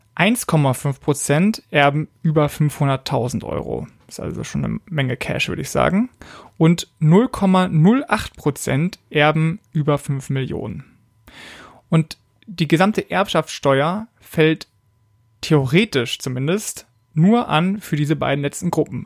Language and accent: German; Berlin, Germany; moved away as an adult; bin jetzt wieder in Berlin, in meiner Geburtsstadt.